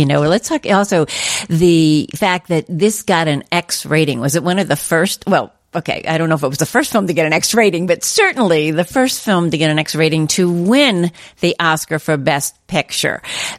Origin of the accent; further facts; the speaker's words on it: East Coast, northern New Jersey, United States; moved away; and I'm from the East Coast. I lived in northern New Jersey at the time, and I used to go to New York all the times during that time period.